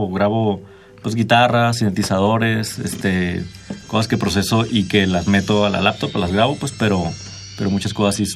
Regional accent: Mexicali, Baja California, Mexico; Mexicali, sí.

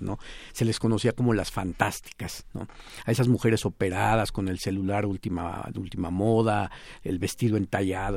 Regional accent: Mexico; nos marcan como ciudadanos y como, mexicanos

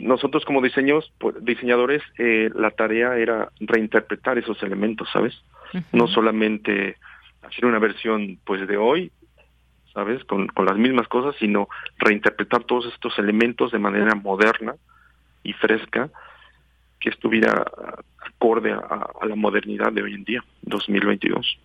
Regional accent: Mexico; como mexicanos pues nos tocó crecer no con, el bocho con la combi y, y, tener este este este tipo de auto siempre enfrente de los ojos no por toda la ciudad

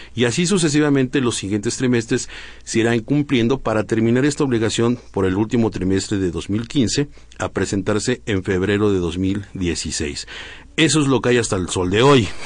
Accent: Mexico

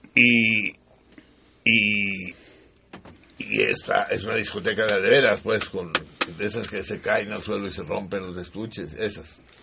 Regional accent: Mexico

